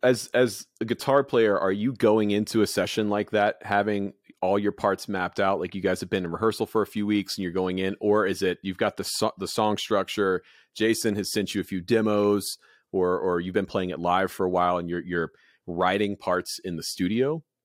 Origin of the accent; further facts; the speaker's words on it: Goose Creek, South Carolina, United States; I was born in Goose Creek.